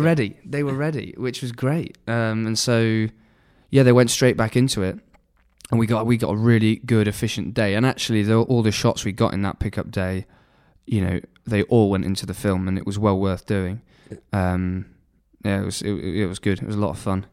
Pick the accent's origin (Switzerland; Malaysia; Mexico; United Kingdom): United Kingdom; Nottingham, East Midlands; I was brought up in Nottingham